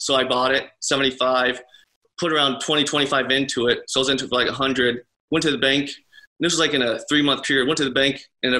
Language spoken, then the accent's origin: English; Mahomet, Illinois, United States; I'm from Mahomet, just 10 minutes away from Champaign, where University of Illinois is at.